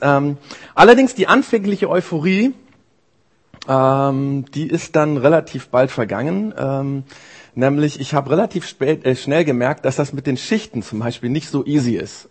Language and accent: German; Germany; bei uns in Deutschland